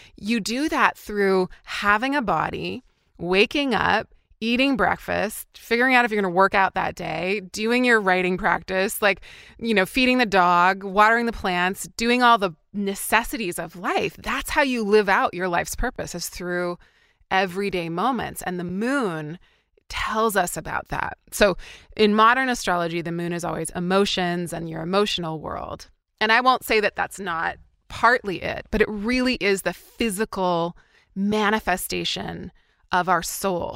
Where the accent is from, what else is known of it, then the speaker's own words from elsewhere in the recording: interior British Columbia, Canada; moved away; I grew up in a really small town of ten thousand people in British Columbia, Canada, so in interior B C